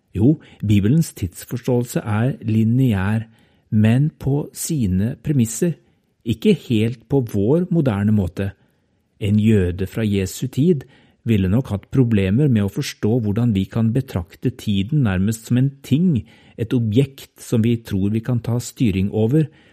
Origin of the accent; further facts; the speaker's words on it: Norway; jeg er norsk